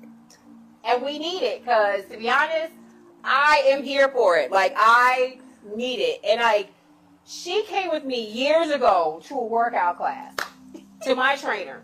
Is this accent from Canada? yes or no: no; Chicago, Illinois, United States; now in Washington, D.C., United States; I'm a Chicagoan